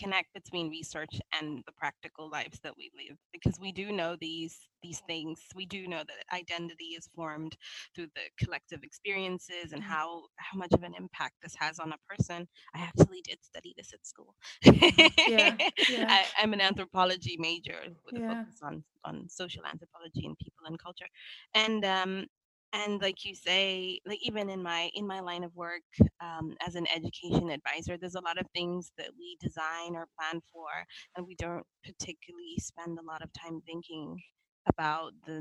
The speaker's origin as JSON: {"language": "English", "region": "London", "country": "United Kingdom", "moved": "as an adult", "lives_now": "Stockholm, Sweden", "said": "as a Londoner when you move to Stockholm"}